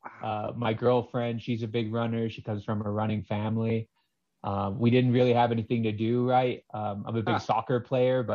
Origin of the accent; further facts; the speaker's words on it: Los Alamos, New Mexico, United States; I'm from Los Alamos, New Mexico. My float center was Float Los Alamos